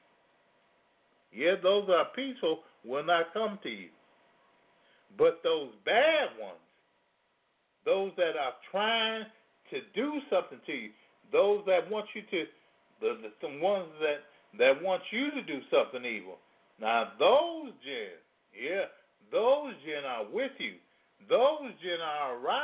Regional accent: Louisiana, United States; now in Chicago, United States; I come from Louisiana

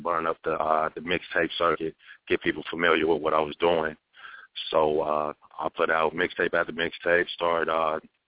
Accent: Phoenix, Arizona, United States; I grew up in West Phoenix out here

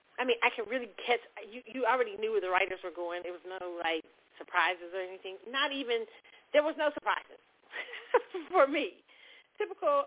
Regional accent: Kansas City, United States; I'm from Kansas City, so it's really hard to impress me on barbecue. Barbecue, you just can't because you know we grew up with like the best barbecue in the country

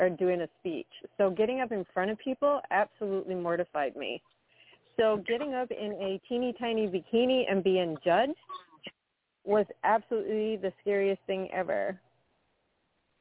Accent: West Coast, United States; moved away as an adult; also born or lived in England; now in Minnesota, United States; I was born in England and immigrated to this country when I was very young with my dad, who worked for the airlines. I was pretty much raised on the West Coast

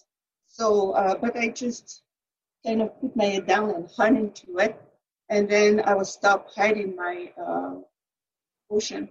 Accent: center of France, Centre-Val de Loire, France; also born or lived in Paris, France; I was born in Paris, France. I grew up in the center of France.

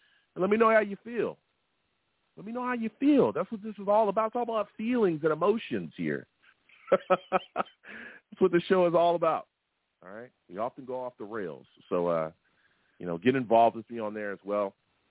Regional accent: Long Beach, California, United States; the Long Beach that I am from is on the West Coast, California. Yes. Grew up there, love the West Coast. Been on the West Coast my entire life

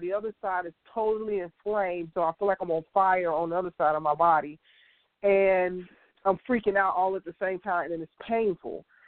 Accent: Chicago, Illinois, United States; I'm from Chicago, originally born and raised, south side of Chicago

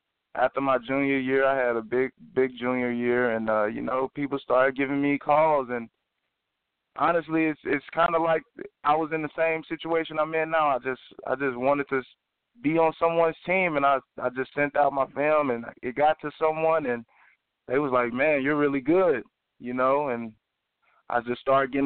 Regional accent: East St. Louis, Illinois, United States; also born or lived in Kansas; I was born and raised in East St. Louis. East St. Louis is my home

